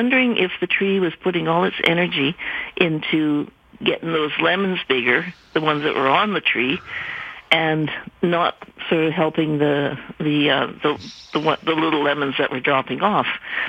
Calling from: Vernon, British Columbia, Canada; I'm calling from Vernon.

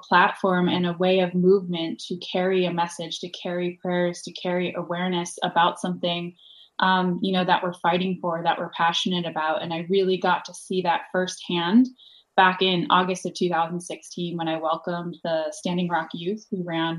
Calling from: Los Angeles, California, United States; I'm tuning in from Los Angeles, which is also known as Town of the Lands.

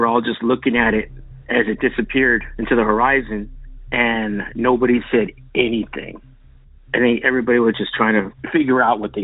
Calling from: San Antonio, Texas, United States; I'm calling from San Antonio, Texas

